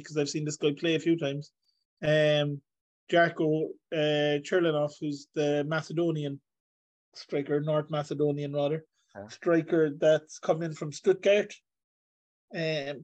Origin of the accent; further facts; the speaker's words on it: Ireland; being Irish